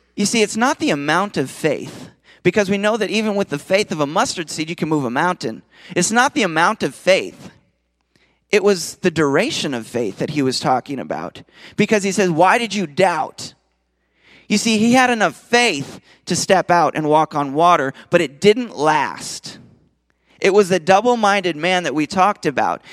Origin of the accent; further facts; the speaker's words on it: Minnesota, United States; now in Nashville, United States; I'm from Minnesota originally